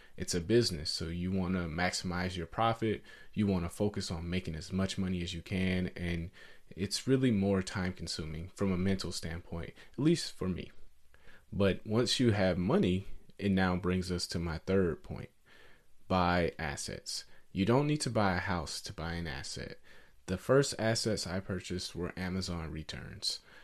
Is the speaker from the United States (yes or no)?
yes; Atlanta, Georgia, United States; I grew up in Atlanta, Georgia, in a poor neighborhood.